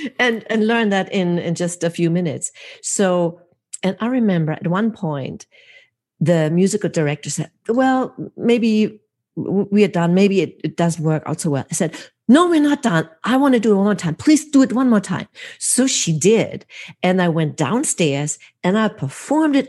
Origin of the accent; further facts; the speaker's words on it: Hamburg, Germany; now in United States; my hometown, Hamburg, Germany